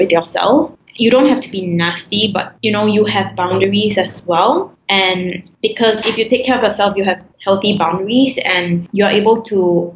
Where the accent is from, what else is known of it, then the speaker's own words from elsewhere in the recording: Singapore; I'm Singaporean Chinese